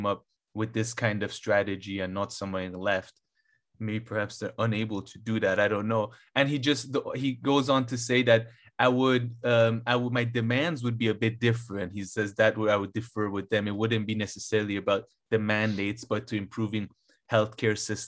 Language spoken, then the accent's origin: English; Iran; moved away; I was born in Iran